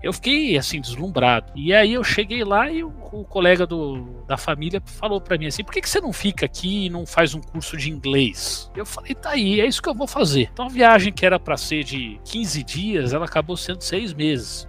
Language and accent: Portuguese; Brazil; eu sou brasileiro